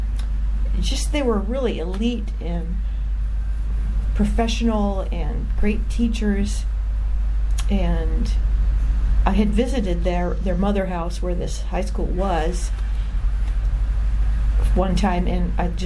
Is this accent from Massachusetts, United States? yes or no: no; Wisconsin, United States; moved away as an adult; also born or lived in Okinawa / West Coast; I was raised Catholic in Wisconsin and lived there for the first 22 years of my life